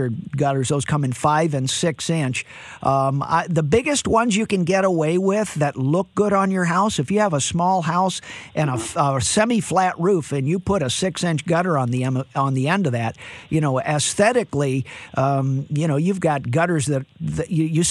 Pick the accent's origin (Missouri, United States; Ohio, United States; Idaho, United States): Missouri, United States; St. Louis; I'm from St. Louis